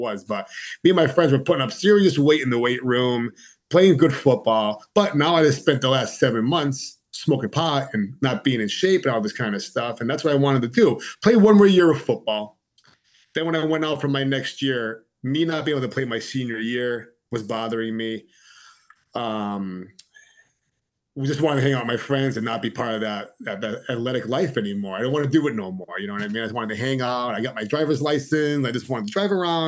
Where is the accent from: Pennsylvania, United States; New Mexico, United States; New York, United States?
Pennsylvania, United States; Old Forge; I grew up in NEPA. I was born and raised in Old Forge.